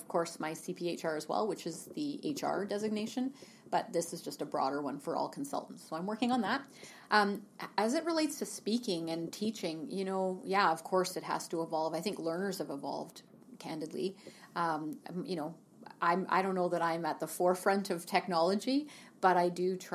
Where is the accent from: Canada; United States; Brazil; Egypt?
Canada; Terrace, British Columbia; also born or lived in Vancouver; now in Kelowna, Canada; I grew up in Terrace, northern BC